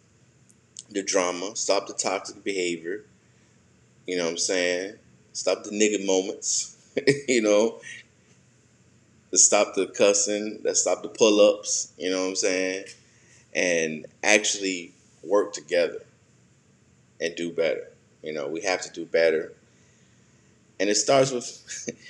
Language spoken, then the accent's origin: English; United States